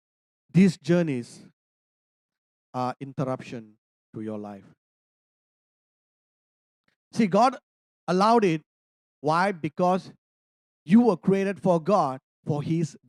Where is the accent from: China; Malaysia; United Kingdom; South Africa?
Malaysia; I'm a Malaysian. I'm an Indian